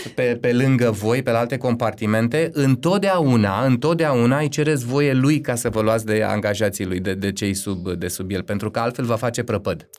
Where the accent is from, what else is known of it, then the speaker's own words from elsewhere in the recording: Romania; Tribul meu, eu sunt român